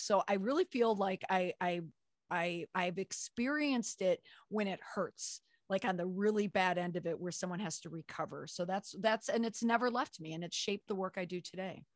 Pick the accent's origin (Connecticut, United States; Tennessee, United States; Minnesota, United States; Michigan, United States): Minnesota, United States; Minneapolis; moved away; also born or lived in Washington, D.C.; I grew up in the Twin Cities.